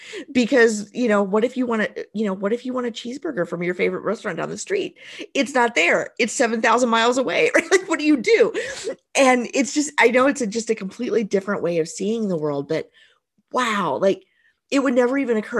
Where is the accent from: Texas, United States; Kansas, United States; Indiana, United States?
Indiana, United States; Southern; also born or lived in Tennessee; I grew up in Southern Indiana. I've lived in Indiana almost my whole life